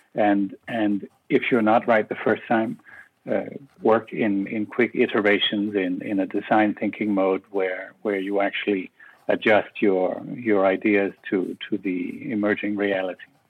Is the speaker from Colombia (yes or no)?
no; Copenhagen, Capital Region of Denmark, Denmark; moved away as an adult; also born or lived in Brussels; I am originally from Copenhagen